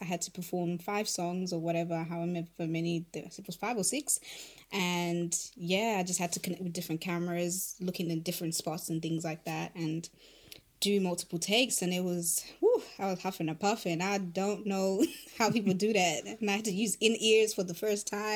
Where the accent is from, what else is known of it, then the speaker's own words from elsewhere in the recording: Harare, Zimbabwe; first language Shona; English is a second language; moved away; it's called Harare, which is like basically a dedication to my birth town